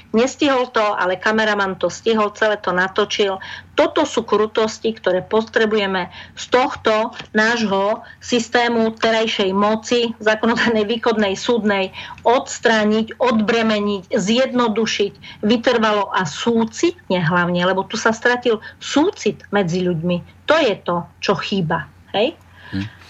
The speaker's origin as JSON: {"language": "Slovak", "country": "Slovakia", "said": "My Slováci"}